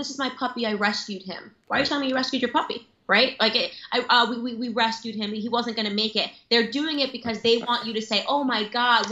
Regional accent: Stamford, Connecticut, United States; I grew up in Stamford, Connecticut

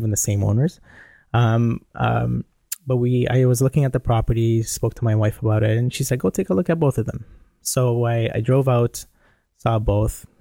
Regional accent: Toronto, Ontario, Canada; I'm from Toronto

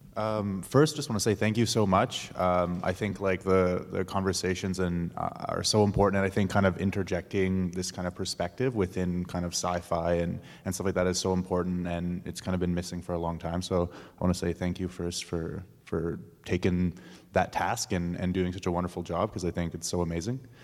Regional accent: Saskatoon, Saskatchewan, Canada; I grew up in the city. Like I'm from Saskatoon

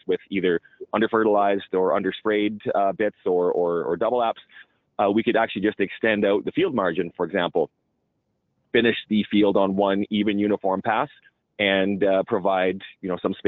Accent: Alberta, Canada; I'm from, you know, oil-rich Alberta

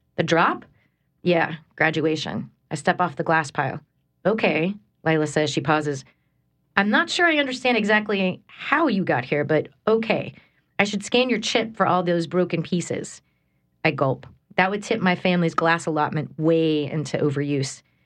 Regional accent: United States; moved away as an adult; also born or lived in Texas / New York / Connecticut; I'm from here, I'm from Homa, but then I was in school in Texas.

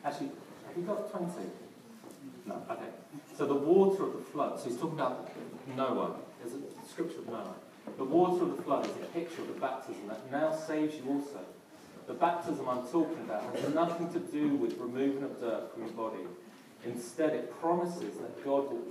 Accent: London, United Kingdom; accent: Cockney; a South Londoner

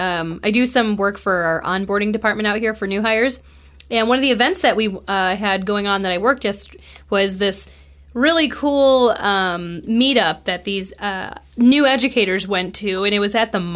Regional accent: Buffalo, New York, United States; now in Nevada, United States; I grew up not too far from where you are at. I grew up in Buffalo, New York, and very similar cities, actually.

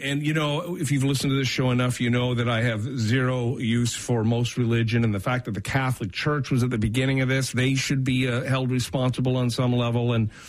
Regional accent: Brampton, Ontario, Canada; the mayor of Brampton, my hometown.

